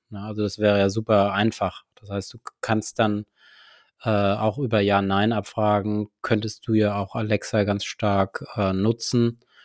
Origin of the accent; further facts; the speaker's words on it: Hesse, Germany; als Hesse